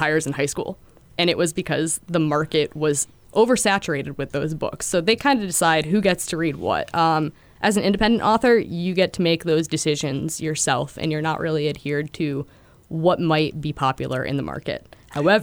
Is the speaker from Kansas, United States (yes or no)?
no; Connecticut, United States; moved away as an adult; now in New Hampshire, United States; I'm originally from Connecticut